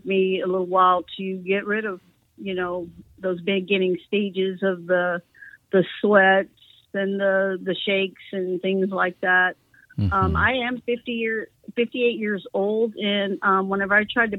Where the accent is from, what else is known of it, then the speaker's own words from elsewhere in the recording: Texas, United States; accent: Texas; also born or lived in California; I do have that Texas accent. That's, yeah, you know, where I've pretty much have been raised, but born in California